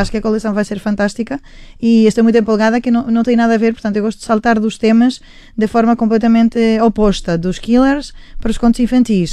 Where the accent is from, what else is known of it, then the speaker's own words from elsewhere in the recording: Spain; Portuguese is a second language; now in Portugal; somos todos da mesma geração, é. sim, e parece que vivemos em Espanhas diferentes, que crescemos em Espanhas diferentes